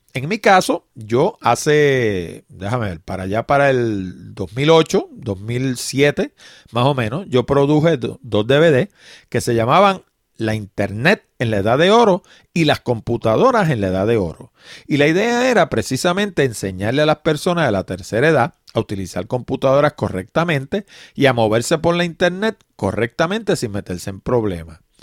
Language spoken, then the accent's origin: Spanish; Puerto Rico; en Puerto Rico, en particular, hablo de mi país